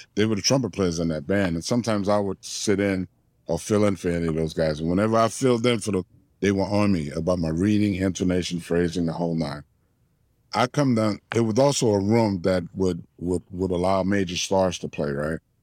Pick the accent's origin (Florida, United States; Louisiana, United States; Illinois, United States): Louisiana, United States; New Orleans; growing up in New Orleans